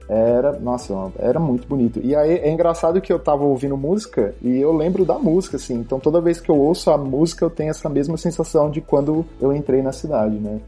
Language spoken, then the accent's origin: Portuguese; Ribeirão Preto, São Paulo, Brazil; moved away as an adult; now in United Arab Emirates; eu sou natural de Ribeirão Preto, interior, pé vermelho